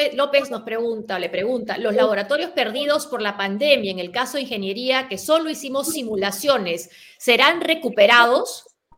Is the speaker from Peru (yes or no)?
yes; Peru; moved away